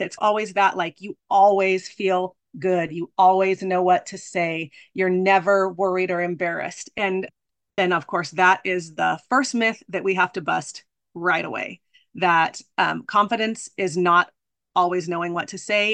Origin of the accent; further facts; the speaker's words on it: Arizona, United States; I'm from Arizona